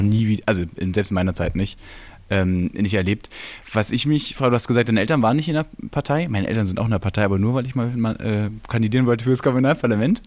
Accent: Berlin, Germany; als Berliner, als geborener Berliner

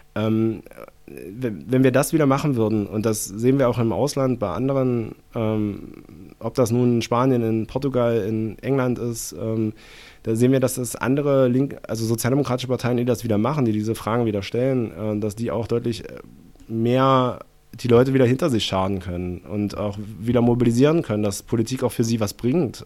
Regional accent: East Germany, Germany; bin ich Ossi

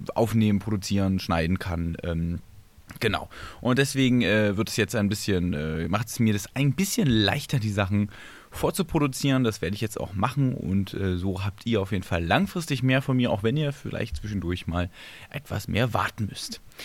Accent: Berlin, Germany; ich bin Urberliner

